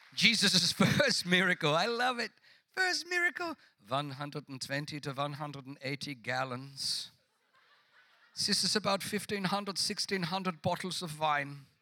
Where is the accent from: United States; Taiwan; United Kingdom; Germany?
Germany; Tuttlingen, Baden-Württemberg; moved away; also born or lived in Singen; Tuttlingen, which is where I was born.